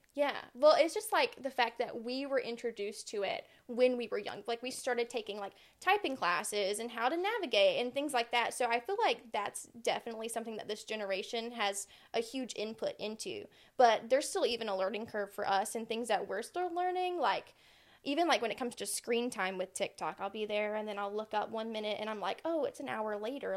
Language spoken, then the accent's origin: English; Aiken, South Carolina, United States; now in Summerville, United States; lived in Aiken all of my life. That's where I grew up.